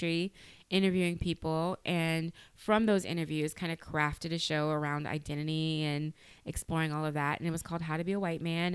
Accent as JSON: {"language": "English", "town": "Opelousas", "region": "Louisiana", "country": "United States", "tie": "born or raised there", "said": "growing up in Opelousas, because my classmates were getting pregnant around me"}